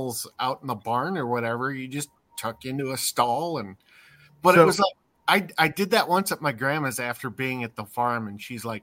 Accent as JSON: {"language": "English", "region": "Washington", "country": "United States", "tie": "born or raised there", "moved": "yes", "said": "I grew up in Washington State"}